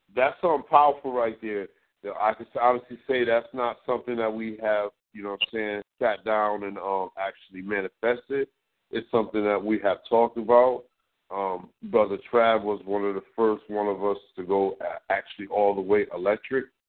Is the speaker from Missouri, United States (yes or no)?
no; Connecticut, United States; growing up in Connecticut